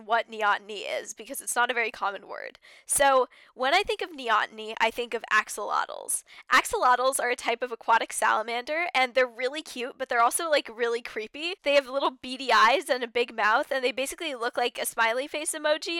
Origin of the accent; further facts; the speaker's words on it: United States; as an American